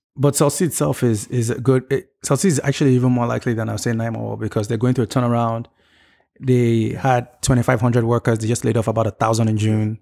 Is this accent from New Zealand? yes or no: no; Nigeria; growing up in Nigeria and my experience with Nigerian government